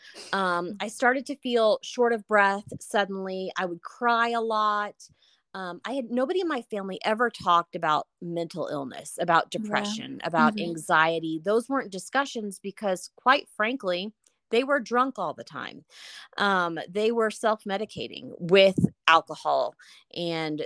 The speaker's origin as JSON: {"language": "English", "town": "Houston", "region": "Texas", "country": "United States", "tie": "born or raised there", "moved": "yes", "lives_now": "Denver, United States", "said": "So I was born in Houston, Texas, and I currently live in Denver"}